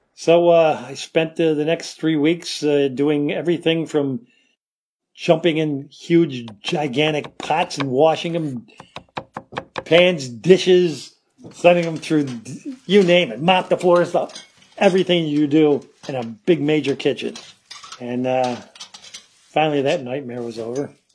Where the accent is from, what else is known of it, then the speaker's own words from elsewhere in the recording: Rochester, New York, United States; I'm from Rochester, New York